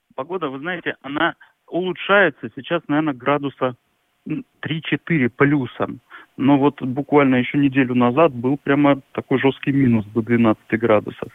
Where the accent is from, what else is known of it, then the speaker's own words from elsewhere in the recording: Novosibirsk, Novosibirsk Oblast, Russia; moved away as an adult; now in Germany; я из Сибири, и там, и там очень холодно